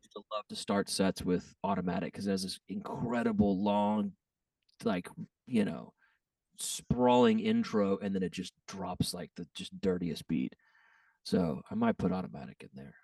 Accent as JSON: {"language": "English", "region": "Texas", "country": "United States", "said": "I'm from Texas"}